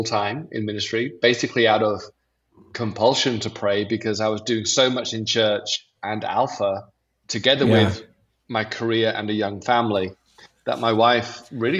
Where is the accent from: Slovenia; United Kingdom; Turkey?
United Kingdom; England; accent: broad English; moved away as an adult; also born or lived in Raleigh, North Carolina; now in California, United States; I'm English